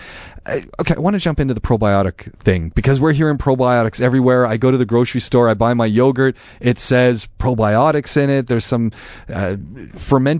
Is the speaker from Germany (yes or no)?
no; Canada; now in Dubai, United Arab Emirates; that's where we're both from. We're both from Canada